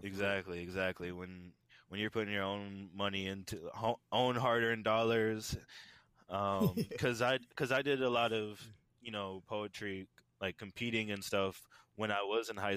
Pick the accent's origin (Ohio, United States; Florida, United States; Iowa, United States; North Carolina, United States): Florida, United States; Tampa; I am born and raised in Tampa, Florida